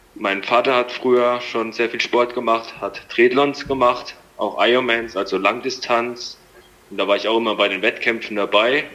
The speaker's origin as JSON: {"language": "German", "town": "Landau", "region": "Rhineland-Palatinate", "country": "Germany", "said": "ich komme aus der Pfalz in der Nähe von Landau"}